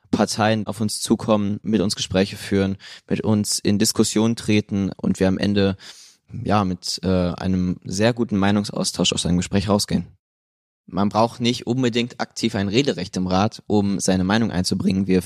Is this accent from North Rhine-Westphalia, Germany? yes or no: yes; Münster, North Rhine-Westphalia, Germany; Ich komme auch aus Münster